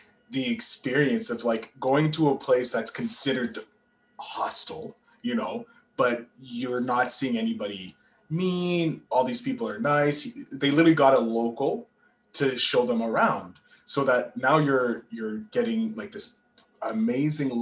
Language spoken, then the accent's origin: English; Canada; I'm from Canada, so we're a young nation in the world.